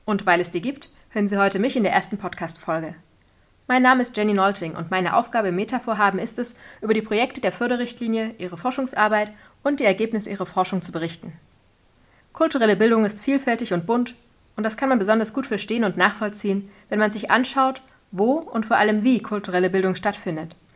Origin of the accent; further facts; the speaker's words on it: rural Lower Saxony, Germany; Also ich bin selber im ländlichen Raum